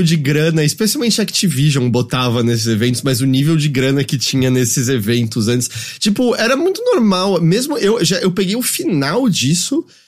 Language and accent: Portuguese; Brazil; a gente é brasileiro